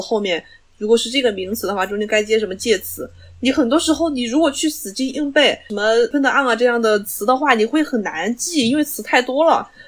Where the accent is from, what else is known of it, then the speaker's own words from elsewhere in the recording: China; 作为中国人